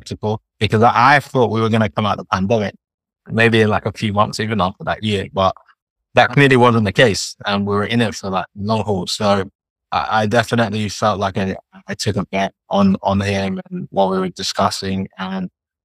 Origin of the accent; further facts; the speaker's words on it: London, United Kingdom; I'm Nigerian, but born and raised in London